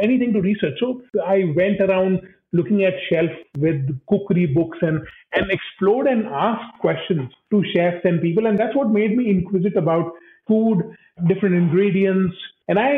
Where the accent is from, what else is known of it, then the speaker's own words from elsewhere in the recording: Delhi, India; moved away as an adult; also born or lived in Australia; I'm a Delhiite, so I grew up in Delhi. I went to school in Delhi.